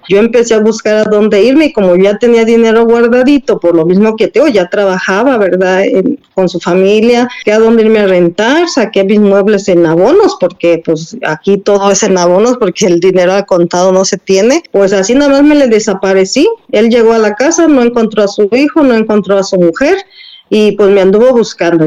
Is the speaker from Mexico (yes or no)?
yes; Mexico; como mexicanos